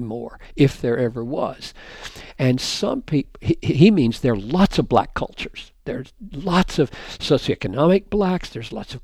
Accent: South Carolina, United States; I married a woman from Georgia, for goodness sakes, and I'm from South Carolina

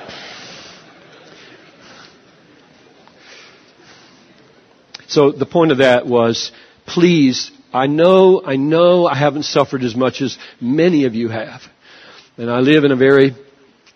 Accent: United States; I'm an American. I'm a Westerner

